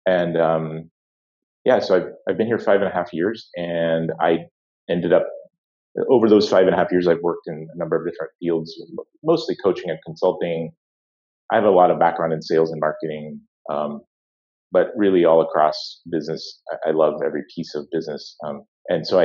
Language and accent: English; Atlanta, Georgia, United States; also born or lived in West Coast, United States; grew up in Atlanta, Georgia